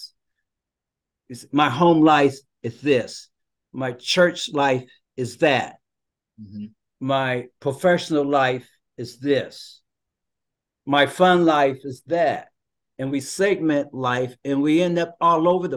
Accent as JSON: {"language": "English", "town": "Cincinnati", "region": "Ohio", "country": "United States", "said": "I'm from the Cincinnati, Dayton area."}